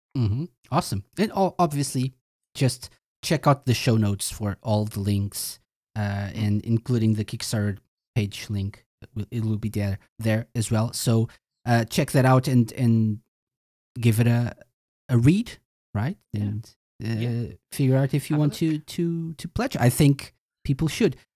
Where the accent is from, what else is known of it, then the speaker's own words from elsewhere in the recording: Portugal; I'm from Portugal